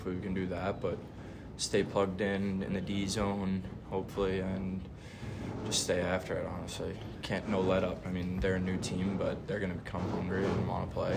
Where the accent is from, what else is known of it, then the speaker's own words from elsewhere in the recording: New Jersey, United States; moved away; also born or lived in New York; I'm from New York originally. I went to high school in New Jersey, though, and I kind of grew up playing club hockey in New Jersey just my, like, entire life